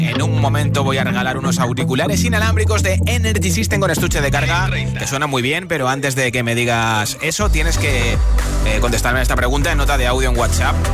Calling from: Cartagena, Region of Murcia, Spain; de Cartagena, como siempre.

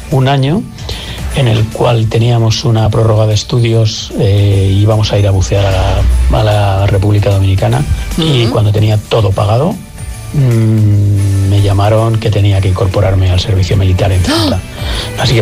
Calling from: Valencia, Valencian Community, Spain; Buenos días … de Valencia.

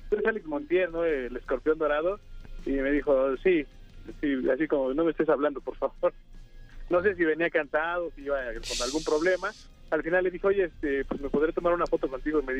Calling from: Texcoco, State of Mexico, Mexico; de Texcoco, Estado

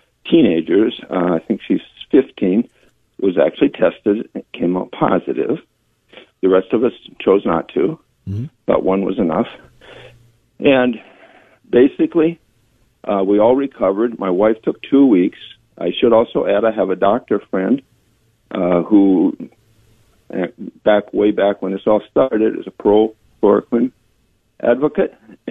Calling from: Nebraska, United States

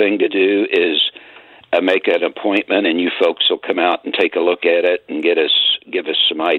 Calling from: Illinois, United States; And I'm actually calling from the Illinois side.

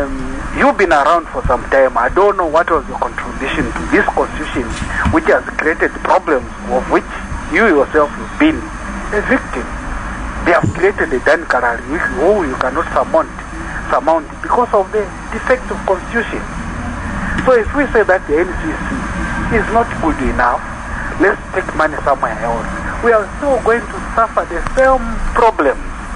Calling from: Lusaka, Lusaka Province, Zambia; Within Lusaka.

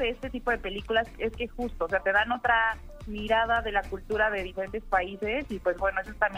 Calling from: State of Mexico, Mexico; Te llamo del Estado de México.

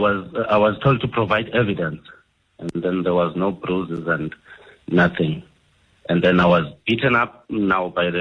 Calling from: Eastern Cape, South Africa; I'm calling from the Eastern Cape.

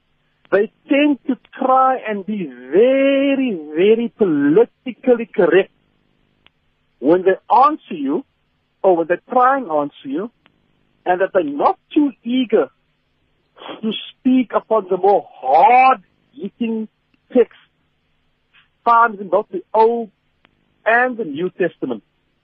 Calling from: Cape Town, Western Cape, South Africa; from Cape Town.

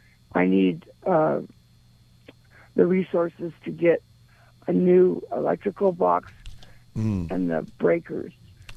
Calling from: Hemet, California, United States; I'm calling from the Hemet area.

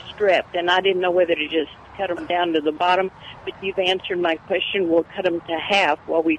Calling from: Victoria, Texas, United States; I'm calling from Victoria

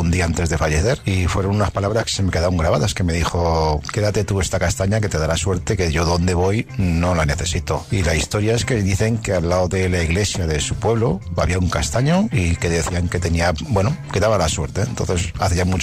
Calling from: Barcelona, Catalonia, Spain; de Barcelona.

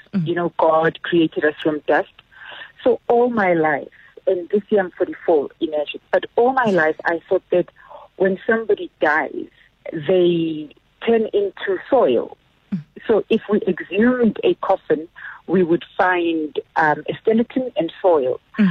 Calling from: Fourways, Gauteng, South Africa; Hello, Azra. It's …. We're here from Four Ways.

